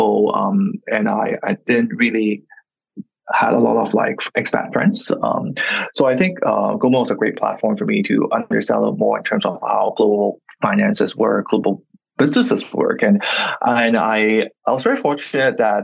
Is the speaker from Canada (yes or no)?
no; Hong Kong; English is a second language; I'm born and raised in Hong Kong, very, very local